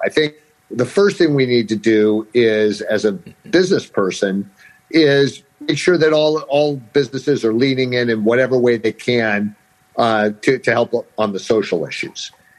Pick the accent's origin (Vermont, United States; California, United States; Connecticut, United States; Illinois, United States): California, United States; San Francisco; his mother grew up across the street from where I grew up in San Francisco out in the avenues.